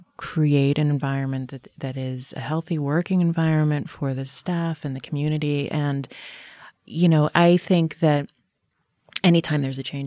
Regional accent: Pittsburgh, Pennsylvania, United States; I mean, where I come from Pittsburgh, the Center for the Arts was kind of that sort of touchstone, of familial relationship with the community in many ways.

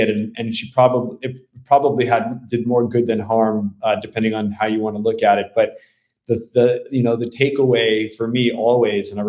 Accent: New York City, New York, United States; born there; coincidentally only about four miles from where I was born in the Bronx.

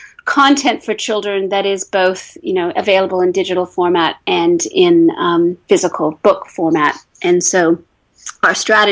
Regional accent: England, United Kingdom; now in United States; initially when I came into the States from England, that was a big move to be on two sides of the Atlantic

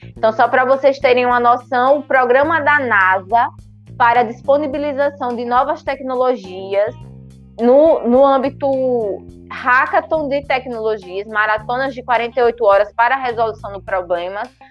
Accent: São Miguel dos Campos, Alagoas, Brazil; eu sou do interior de Alagoas, sou de São Miguel dos Campos

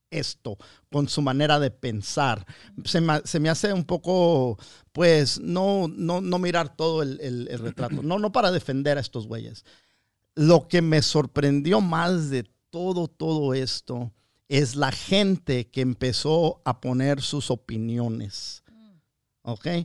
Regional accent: Mexico; now in United States; como mexicano, como mexicano, yo opino

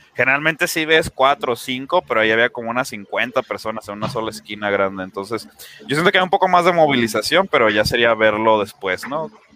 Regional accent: Guadalajara, Jalisco, Mexico; yo soy de Guadalajara, vivo en, el municipio de Guadalajara

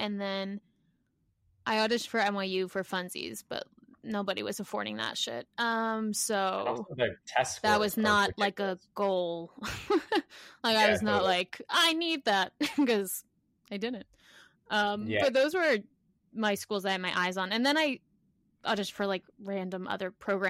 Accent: Long Island, New York, United States; I'm from Long Island

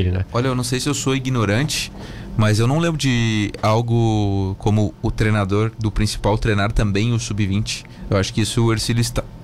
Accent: Rio Grande do Sul, Brazil; Vice-prefeito é gaúcho, eu sou gaúcho.

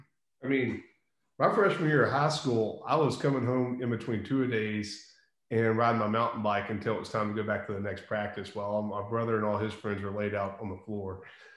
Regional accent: Ruston, Louisiana, United States; And so where I grew up in Ruston, there's actually some really good trails there.

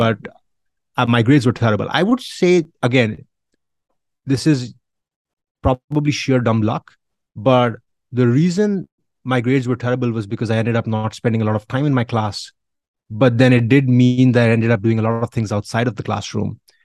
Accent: India; I grew up in India

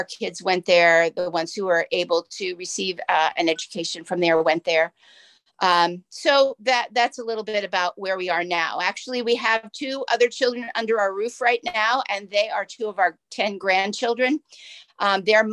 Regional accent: Philadelphia, Pennsylvania, United States; also born or lived in Lansdale, Pennsylvania; I grew up in Philadelphia

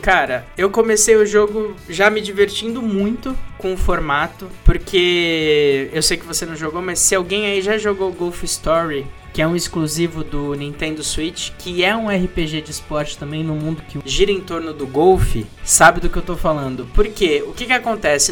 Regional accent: Brazil; nós que somos brasileiros

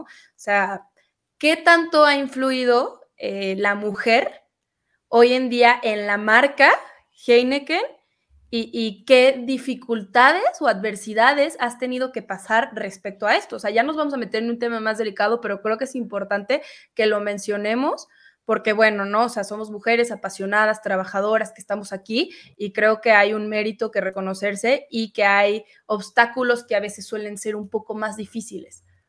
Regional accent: Mexico; somos cheleros de corazón en México

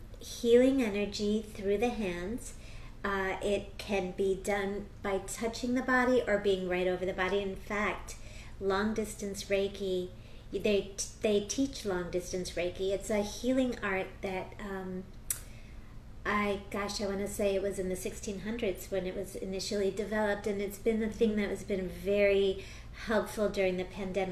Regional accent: Philadelphia, Pennsylvania, United States; born there; first language Spanish; also born or lived in Wisconsin; I was born in the States. I was born in Philadelphia. I grew up speaking Spanish at home.

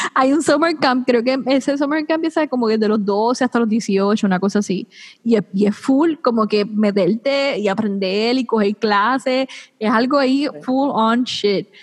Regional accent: Puerto Rico; yo soy la primera puertorriqueña

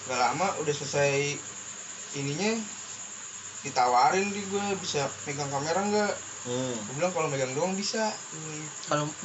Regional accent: Teluk Naga, Banten, Indonesia; Terus gue pulang kampung tuh ke Teluk Naga ceritanya.

